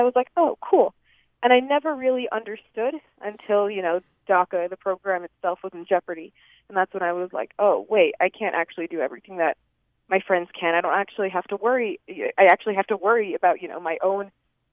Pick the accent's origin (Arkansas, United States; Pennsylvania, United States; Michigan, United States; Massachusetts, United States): Massachusetts, United States; Boston; now in Utah, United States; I grew up in Boston